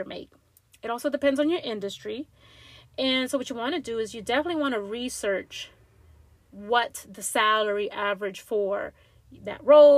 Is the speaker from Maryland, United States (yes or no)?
yes; Langley Park, Maryland, United States; little old Latina girl from growing up in Langley Park, Maryland, with immigrant parents